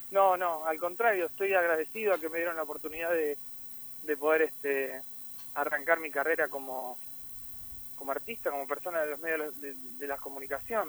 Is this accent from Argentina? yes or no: yes; Argentina; moved away as an adult; now in Miami, United States; mi país